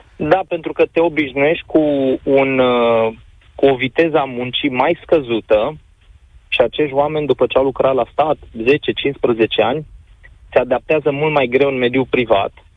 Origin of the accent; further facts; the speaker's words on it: Oradea, Bihor County, Romania; mă mândresc că sunt din Oradea